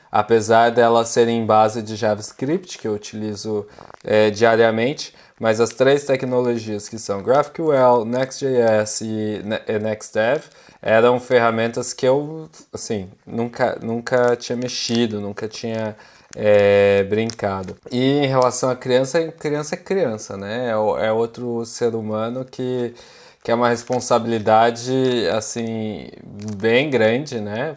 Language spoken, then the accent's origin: Portuguese; São Paulo, Brazil; moved away as an adult; now in Utrecht, Netherlands; eu sou originalmente de São Paulo e hoje eu estou morando aqui em Utrecht